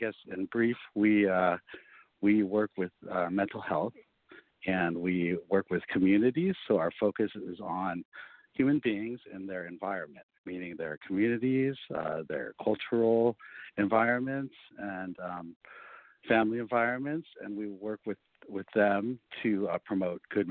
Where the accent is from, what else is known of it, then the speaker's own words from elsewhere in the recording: California, United States; also born or lived in Hong Kong; I grew up here in wonderful California.